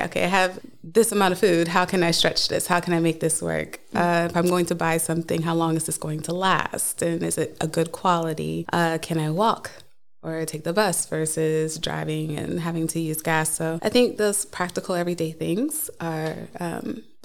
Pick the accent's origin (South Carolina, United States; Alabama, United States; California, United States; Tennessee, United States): South Carolina, United States; Charleston; moved away as an adult; now in Norway; I come from Charleston, South Carolina, so it's a very historic town.